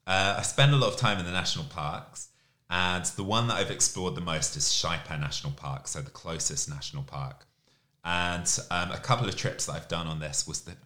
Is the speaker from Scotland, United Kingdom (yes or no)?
no; Camden, London, United Kingdom; now in Asia; I'm originally from Camden in London, but I've lived all over the UK before moving to Asia.